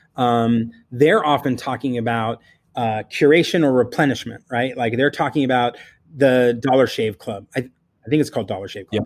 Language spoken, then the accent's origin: English; California, United States; I'm from California